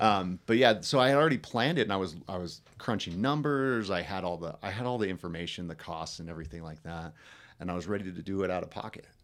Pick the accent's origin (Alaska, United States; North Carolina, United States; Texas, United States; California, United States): Alaska, United States; Delta Junction; I grew up in a rural town uh, called Delta Junction